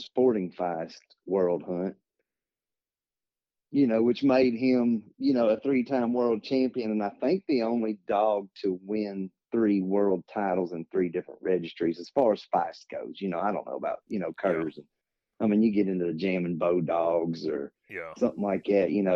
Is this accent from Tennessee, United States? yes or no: yes; Lawrenceburg, Tennessee, United States; I'm from Lawrenceburg, Tennessee